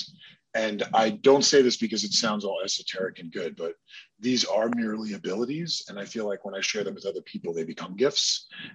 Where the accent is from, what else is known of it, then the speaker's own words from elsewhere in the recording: New Jersey, United States; I was born in New Jersey